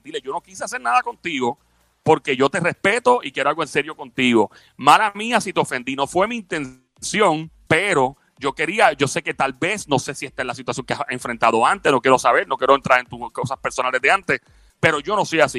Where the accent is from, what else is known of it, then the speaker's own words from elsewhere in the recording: Puerto Rico; also born or lived in New York; nosotros venimos de Puerto Rico, un lugar donde siempre decimos buen provecho